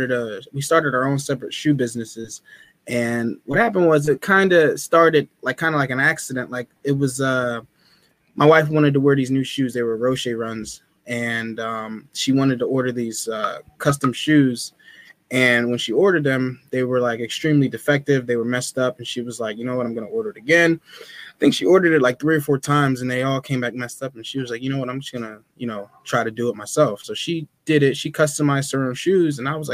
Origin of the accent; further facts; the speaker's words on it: Burlington, New Jersey, United States; also born or lived in Willingboro, New Jersey; I grew up in Burlington